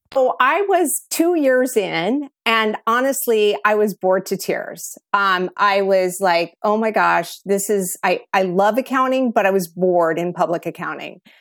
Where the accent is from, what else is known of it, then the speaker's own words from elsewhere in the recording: Kansas City, United States; moved away; also born or lived in Phoenix; I grew up in Kansas City